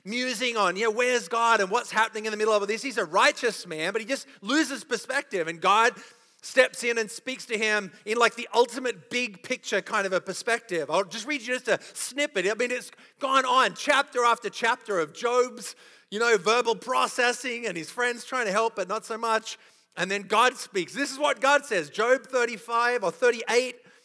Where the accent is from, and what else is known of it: Australia; accent: Australian; moved away